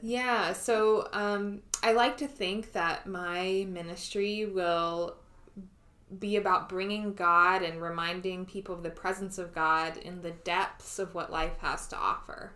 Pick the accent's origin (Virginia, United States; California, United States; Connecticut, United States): Virginia, United States; Richmond; moved away as an adult; also born or lived in Ashland, Virginia; now in Pittsburgh, United States; I am from Richmond, Virginia, born and raised. My my family is still there in the home that I grew up